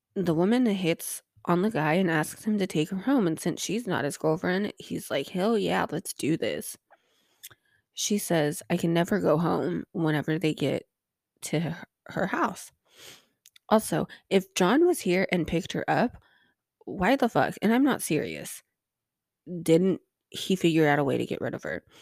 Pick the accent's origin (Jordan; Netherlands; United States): United States; as an American